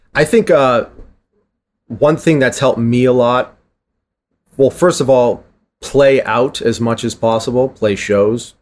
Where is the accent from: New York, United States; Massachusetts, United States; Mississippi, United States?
Massachusetts, United States; Boston; I'm from Boston